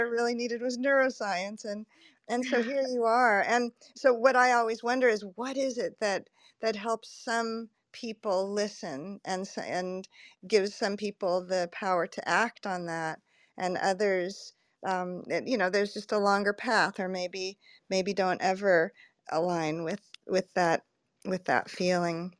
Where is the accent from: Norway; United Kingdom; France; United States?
United States; California; moved away; I'm originally from California